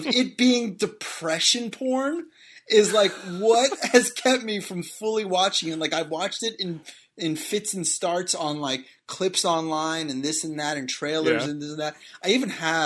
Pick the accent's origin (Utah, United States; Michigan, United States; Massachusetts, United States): Massachusetts, United States; Boston; I am from Boston. I don't have an accent